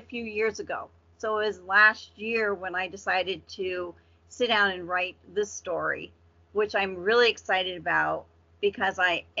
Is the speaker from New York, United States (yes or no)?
no; Vermont, United States; moved away as an adult; now in Massachusetts, United States; I grew up in Vermont, which is a really teeny New England state.